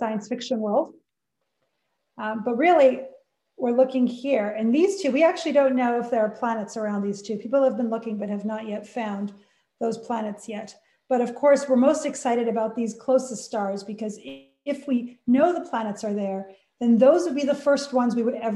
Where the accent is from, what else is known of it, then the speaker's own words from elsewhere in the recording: Canada; moved away; I'm Canadian